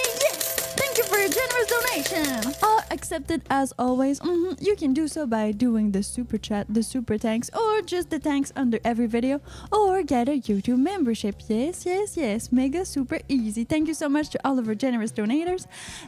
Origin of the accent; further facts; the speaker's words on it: Quebec, Canada; I'm from Quebecois origins